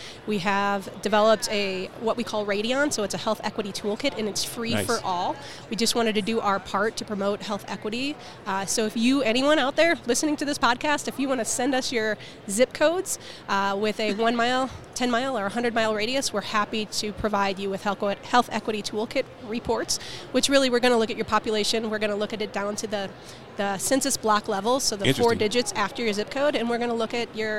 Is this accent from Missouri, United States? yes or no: yes; St. Louis, Missouri, United States; St. Louis.